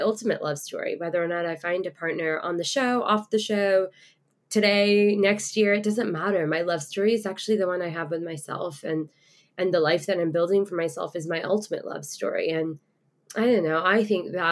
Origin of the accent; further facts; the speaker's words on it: Houston, Texas, United States; accent: Texas drawl; also born or lived in London / Dubai; I was born in London and grew up in Dubai as a child, and then I moved to the States when I was about 8. I've lived in Houston, Texas, mainly since then. So I've got a little bit of the Texas draw, a little bit of y'all